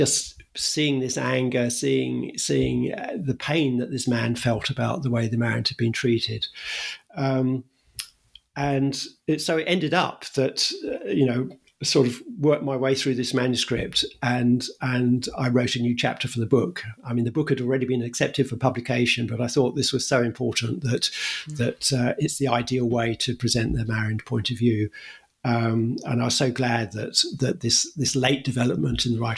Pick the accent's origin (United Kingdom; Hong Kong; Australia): United Kingdom; I was brought up in Britain